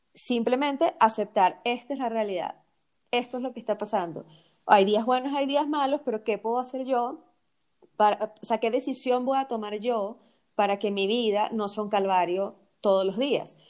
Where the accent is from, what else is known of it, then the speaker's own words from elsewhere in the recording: Venezuela; nosotras que somos venezolanas